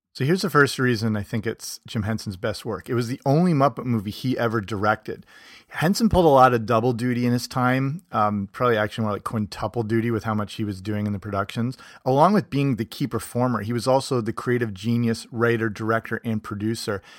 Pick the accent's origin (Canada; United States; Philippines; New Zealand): Canada; moved away; also born or lived in England; I'm from Canada, but I partly grew up in England